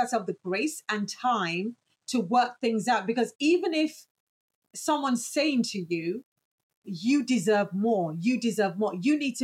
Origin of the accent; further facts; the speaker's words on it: United Kingdom; I'm British, I can only speak from, you know, my perspective as a Brit.